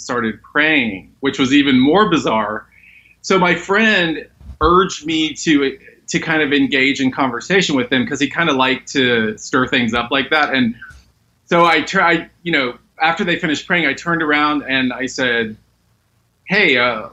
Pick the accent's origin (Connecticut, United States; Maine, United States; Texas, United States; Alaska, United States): Texas, United States; Dallas; moved away as an adult; now in Los Angeles, United States; I grew up in Dallas, Texas